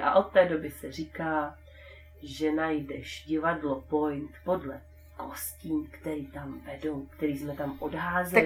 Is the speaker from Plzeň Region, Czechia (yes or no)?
no; Brno, South Moravian Region, Czechia; já jsem z Brna